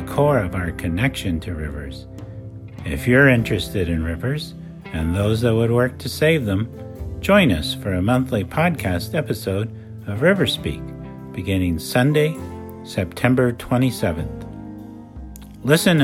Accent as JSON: {"language": "English", "region": "California's Central Valley", "country": "United States", "tie": "born or raised there", "moved": "yes", "lives_now": "Sonoma County, United States", "said": "Mine is the San Joaquin, where I grew up in California's Central Valley"}